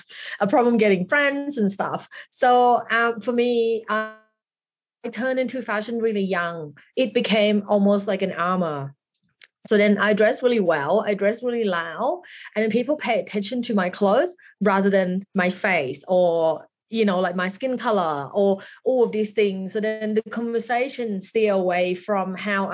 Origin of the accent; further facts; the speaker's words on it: Thailand; moved away as an adult; also born or lived in Bangkok; now in Melbourne, Australia; So I grew up in Thailand